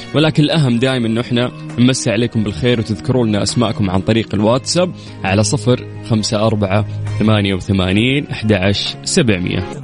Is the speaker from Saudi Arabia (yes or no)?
yes; Saudi Arabia; عندنا في المملكة العربية السعودية